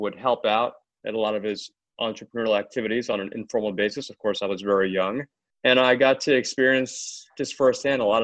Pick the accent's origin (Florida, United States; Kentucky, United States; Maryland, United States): Maryland, United States; also born or lived in Germantown, Maryland / Potomac, Maryland; I grew up in Maryland, one of two siblings in a suburb of D.C., about 20 miles north of Washington, D.C.